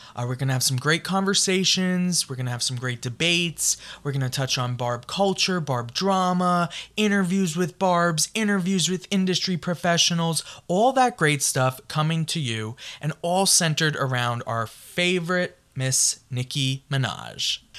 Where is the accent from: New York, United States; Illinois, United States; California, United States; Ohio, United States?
New York, United States; I am from New York